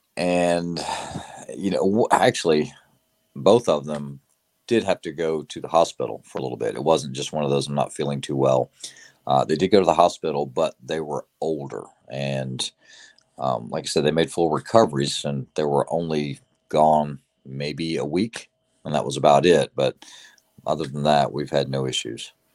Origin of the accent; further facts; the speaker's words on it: the South, United States; growing up in the South, you know, growing up hunting, learning to shoot at a young age